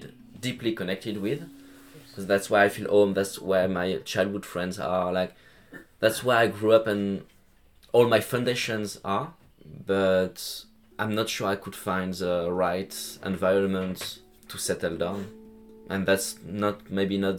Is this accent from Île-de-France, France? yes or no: no; Lyon area, Auvergne-Rhône-Alpes, France; English is a second language; moved away as an adult; Well, I'm from France, from Lyon. Like the area, I'm not really a city guy. It's like my family and I were living like 30 kilometers from Lyon